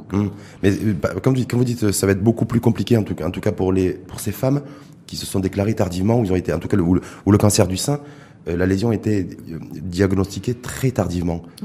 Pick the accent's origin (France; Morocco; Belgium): Morocco; chez nous, au Maroc